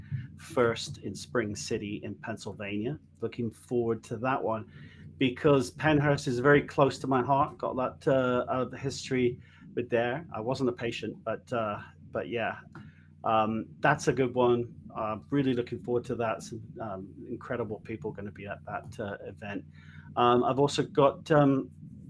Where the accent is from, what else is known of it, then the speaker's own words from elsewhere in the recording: United Kingdom; moved away; I'm British.